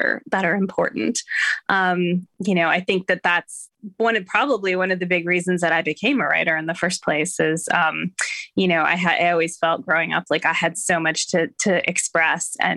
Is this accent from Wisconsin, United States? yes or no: yes; Madison, Wisconsin, United States; moved away as an adult; now in East Coast, United States; I grew up in Madison, Wisconsin